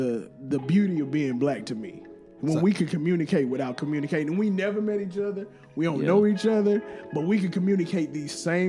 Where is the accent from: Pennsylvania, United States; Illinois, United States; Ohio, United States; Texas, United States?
Texas, United States; I grew up in Texas.